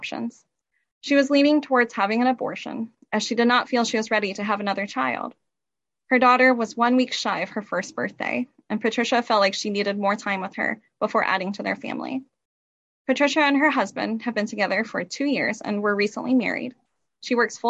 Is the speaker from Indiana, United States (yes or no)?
yes; Kendallville, Indiana, United States; I am a Noble County native, born and raised in Kendallville